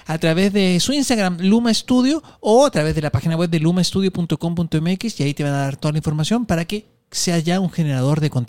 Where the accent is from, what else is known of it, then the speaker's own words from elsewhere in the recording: Peru; sí por eso, por eso, porque soy de Perú.